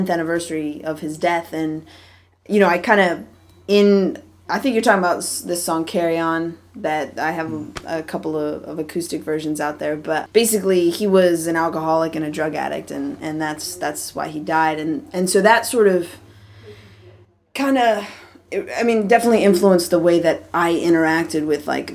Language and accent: English; Wilmette, Illinois, United States; moved away as an adult; also born or lived in Evanston, Illinois; now in California, United States; I was born in Evanston, Illinois, which is where Northwestern University is, but I grew up in Wilmette, Illinois, which is a town. It's about 30 minutes north of Chicago